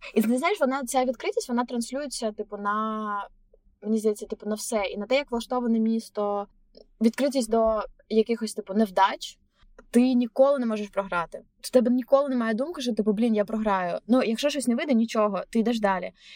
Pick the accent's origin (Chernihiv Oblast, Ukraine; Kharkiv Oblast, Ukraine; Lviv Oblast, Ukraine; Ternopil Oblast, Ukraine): Chernihiv Oblast, Ukraine; Chernihiv; moved away as an adult; also born or lived in Kyiv, Ukraine / Berlin, Germany; now in New York, United States; я типу поліщучка, я з Чернігова